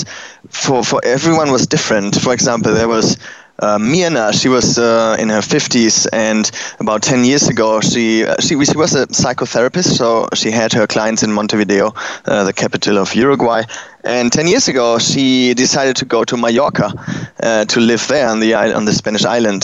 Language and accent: English; Germany; accent: German; English is a second language; now in Berlin, Germany; I'm German, if you didn't hear that already from my accent.